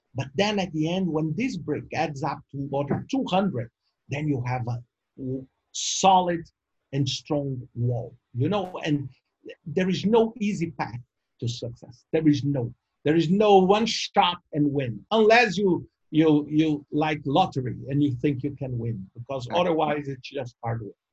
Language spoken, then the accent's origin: English; Brazil; I'm from Brazil, and and being born in Brazil